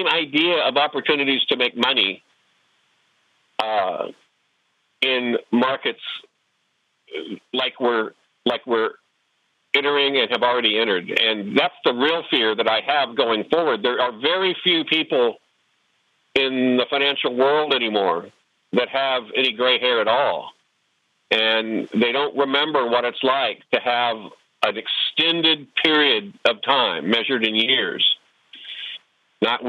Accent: Oklahoma, United States; where I grew up in Oklahoma

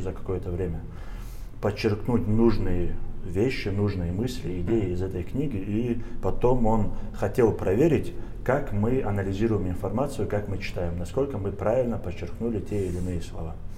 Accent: Averyanovka, Dagestan, Russia; moved away as an adult; also born or lived in Moscow; приезжал в Кизлярский район, село Аверяновка, и думал о том, что вот что-нибудь для села этого, для своего родного села я сделаю

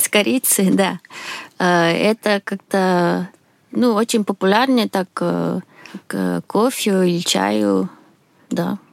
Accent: Sweden; Russian is a second language; moved away as an adult; now in Moscow, Russia; Я из Швеции. Сейчас живу в Москве.

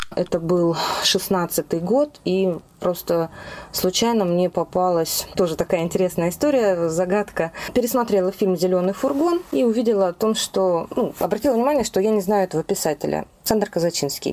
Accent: native village near Novosibirsk, Novosibirsk Oblast, Russia; я родилась в моей родной деревне под Новосибирском

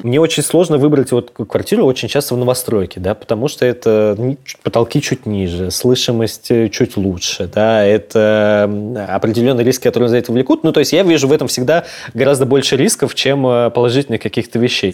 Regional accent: Moscow, Russia; я вырос в Москве

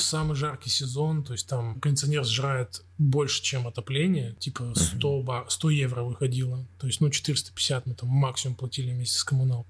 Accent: Krasnoyarsk, Krasnoyarsk Krai, Russia; moved away as an adult; also born or lived in Saint Petersburg / Podgorica; now in Warsaw, Poland; мы с … из Красноярска

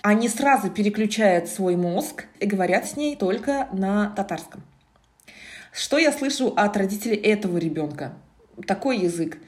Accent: Kazan, Tatarstan, Russia; first language Tatar; Russian is a second language; Родилась я в Казани, выросла я в Казани, училась я в татарской гимназии

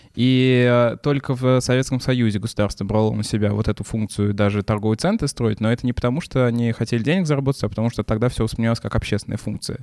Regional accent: Chapayevsk, Samara Oblast, Russia; тот же Чапаевск, откуда я родом

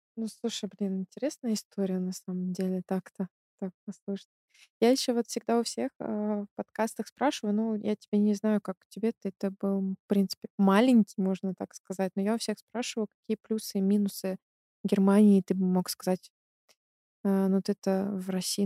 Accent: Belarus; now in Germany; я из Беларуси, я кроме как в своем городе и в Минске нигде не была

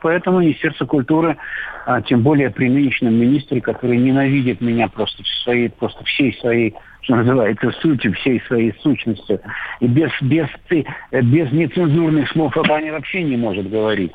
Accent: Russia; я режиссер фильма, которого не, не показывается у меня на родине

